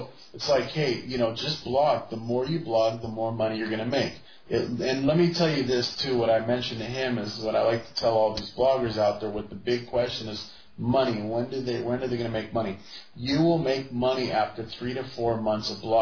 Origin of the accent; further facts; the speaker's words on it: United States; now in Spain; I'm American.